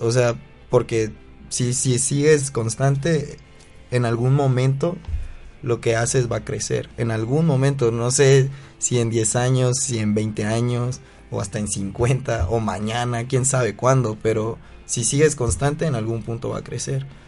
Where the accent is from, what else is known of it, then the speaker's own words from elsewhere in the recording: Chiapas, Mexico; now in Mexico City, Mexico; yo soy de Chiapas